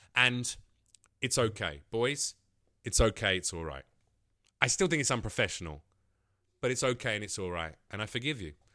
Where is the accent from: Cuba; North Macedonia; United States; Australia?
North Macedonia; moved away; I'm from Macedonia